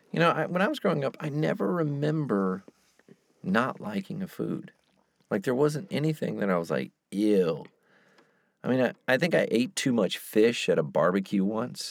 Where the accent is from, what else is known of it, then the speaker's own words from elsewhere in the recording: the South, United States; moved away; I'm from the South